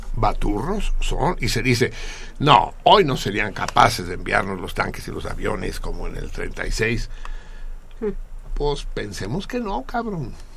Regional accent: Mexico; también nos afecta a los mexicanos

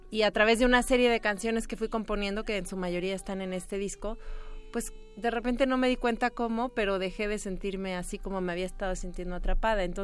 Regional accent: Veracruz, Mexico; Bueno, como ya lo mencionaba, soy de Veracruz eh, y bueno, pues este proyecto en realidad comenzó hace muchísimo tiempo

